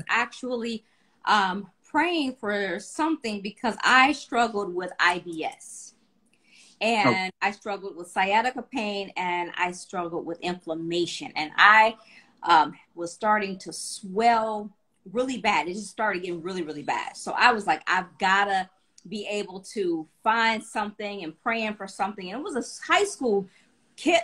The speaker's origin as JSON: {"language": "English", "town": "Cleveland", "region": "Ohio", "country": "United States", "tie": "born or raised there", "said": "I'm from Cleveland, Ohio"}